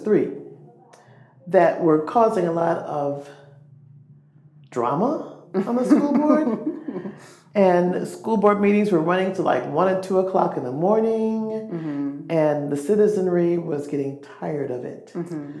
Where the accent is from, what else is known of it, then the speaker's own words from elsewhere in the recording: Rockford, Illinois, United States; moved away as an adult; now in Lafayette, United States; I'm originally from Rockford, Illinois